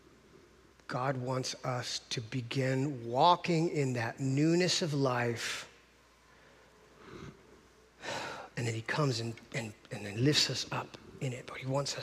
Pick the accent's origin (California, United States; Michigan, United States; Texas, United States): California, United States; Encinitas; I grew up in Encinitas